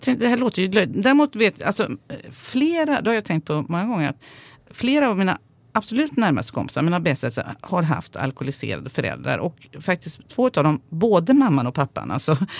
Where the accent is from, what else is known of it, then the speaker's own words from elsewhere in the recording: Sweden; jag är ju uppvuxen i Sverige